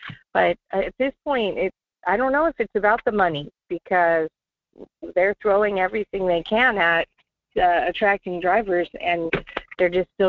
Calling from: North Pole, Alaska, United States; from North Pole.

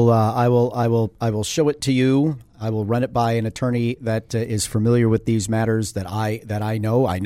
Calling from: Connecticut, United States; Yeah, sorry, we're calling from Connecticut.

